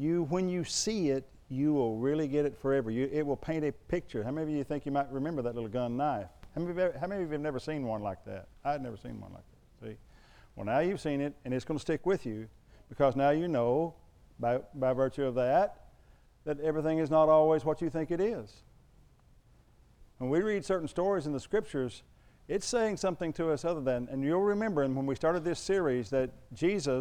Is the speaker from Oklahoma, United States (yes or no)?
yes; Oklahoma, United States; I'm from Oklahoma